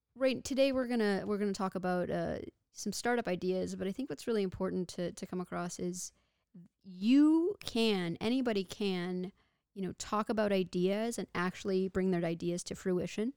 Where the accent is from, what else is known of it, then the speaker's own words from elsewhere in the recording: Texas, United States; moved away as an adult; also born or lived in Victoria, British Columbia, Canada; I was born and raised in Texas